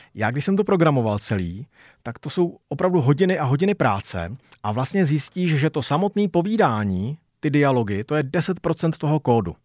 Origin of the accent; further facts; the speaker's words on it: Czechia; first language Czech; u nás v Čechách